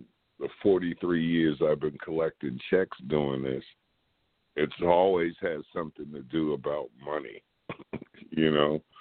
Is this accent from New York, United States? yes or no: yes; New York, United States; I'm from New York